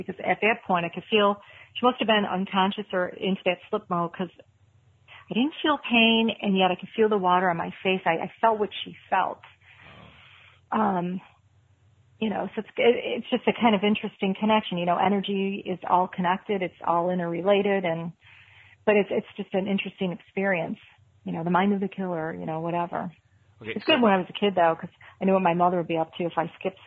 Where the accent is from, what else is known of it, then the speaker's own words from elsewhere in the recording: Buffalo, New York, United States; I'm from Buffalo.